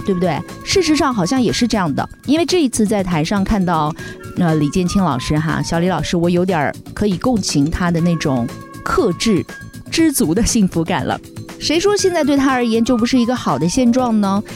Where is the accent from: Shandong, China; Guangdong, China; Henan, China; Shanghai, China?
Shanghai, China; 我们上海人